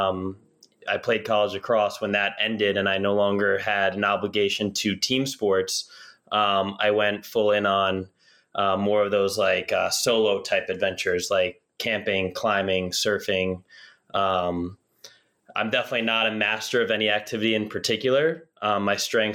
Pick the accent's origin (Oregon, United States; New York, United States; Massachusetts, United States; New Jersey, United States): New Jersey, United States; I grew up in New Jersey